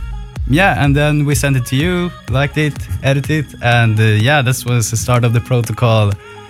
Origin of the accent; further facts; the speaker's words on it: Stockholm, Stockholm County, Sweden; We're from Sweden, Stockholm.